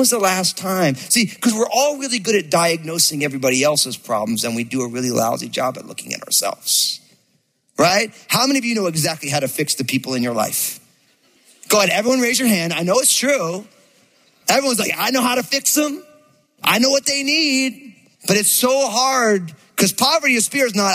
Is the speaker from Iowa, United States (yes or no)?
no; New Jersey, United States; I grew up in New Jersey